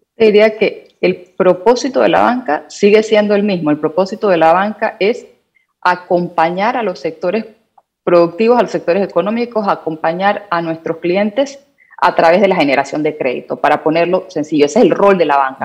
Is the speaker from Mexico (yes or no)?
no; Panama; como panameños